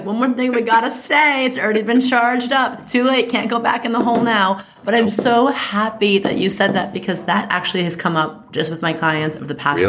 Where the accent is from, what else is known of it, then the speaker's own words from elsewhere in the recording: New York, United States; I see something, I say something. I'm a New Yorker.